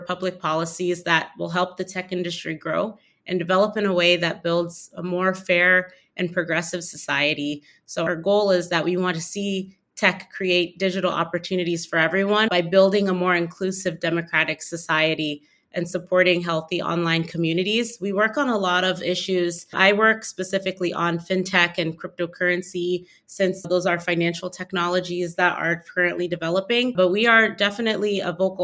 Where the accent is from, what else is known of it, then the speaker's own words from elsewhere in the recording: Washington, District of Columbia, United States; I am actually from the Washington, D.C. area. So I've always grown up around policy and politics